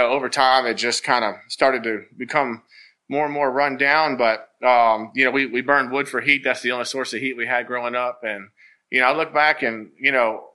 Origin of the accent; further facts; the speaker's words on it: Thaxton, Virginia, United States; now in Lynchburg, United States; I grew up in Bedford, so similar to the Gladys area, you know, very, you know, farmland and rural, and you know, and I love it. I grew up in Thaxton